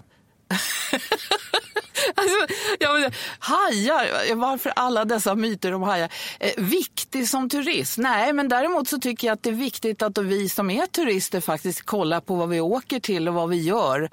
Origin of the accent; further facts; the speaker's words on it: Stockholm, Stockholm County, Sweden; jag är född på Södermalm i Stockholm